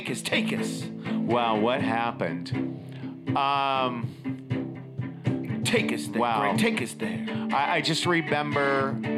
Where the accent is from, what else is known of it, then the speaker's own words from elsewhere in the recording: Inglewood, California, United States; my nickname in school, because I grew up in Inglewood